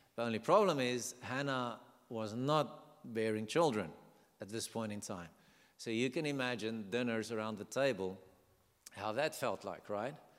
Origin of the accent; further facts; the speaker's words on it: South Africa; accent: South African; I'm from South Africa